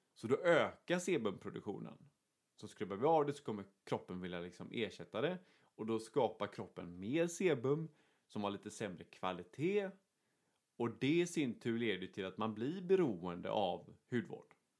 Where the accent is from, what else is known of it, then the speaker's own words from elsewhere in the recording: Sweden; vi är två svenskar